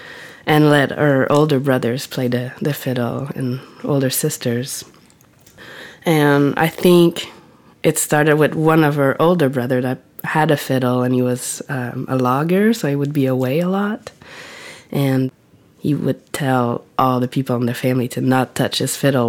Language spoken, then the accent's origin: English; Matapédia Valley, Gaspésie, Quebec, Canada; now in Whitehorse, Canada; maybe half an hour from my hometown in the Matapédia Valley.